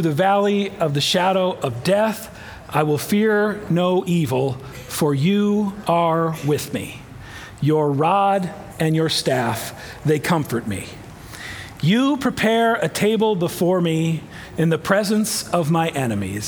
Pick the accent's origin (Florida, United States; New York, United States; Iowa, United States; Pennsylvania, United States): Iowa, United States; I am from Iowa, but full disclosure, I didn't grow up on a farm